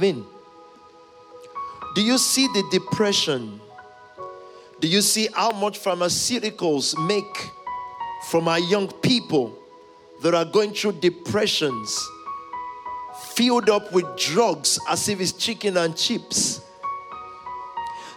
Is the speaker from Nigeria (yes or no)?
yes; Nigeria; when I was growing up in the Pentecostal movement of Nigeria